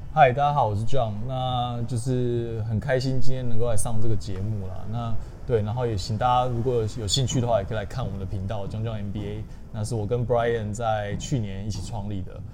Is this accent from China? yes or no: no; Tainan, southern Taiwan, Taiwan; 我是南部小孩，那我从小就是在，呃，南部长大，然后我是，呃，私立中学，长荣中学，然后后来去念台南一中